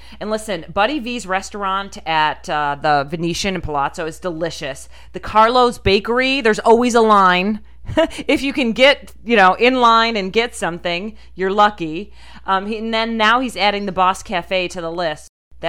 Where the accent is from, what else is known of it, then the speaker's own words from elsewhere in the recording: Rochester, New York, United States; also born or lived in New Jersey; I grew up in like Rochester, New York, so we call it mozzarella. But we moved from Jersey, so we've got like half and half going on over there.